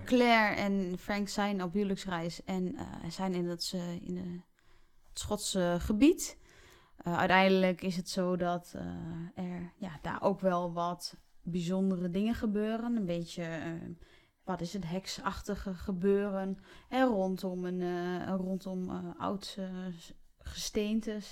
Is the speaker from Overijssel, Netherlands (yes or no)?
yes; Raalte, Overijssel, Netherlands; ik kom zelf uit Raalte